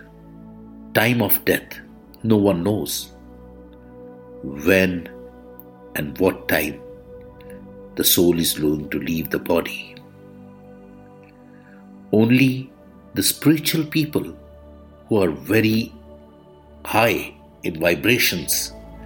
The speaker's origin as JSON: {"language": "English", "country": "India", "said": "I am the Indian monk"}